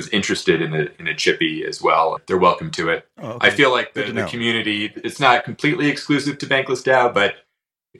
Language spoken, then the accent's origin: English; Arizona, United States; moved away as an adult; also born or lived in South Korea / Myanmar; But I'm American. I grew up in Arizona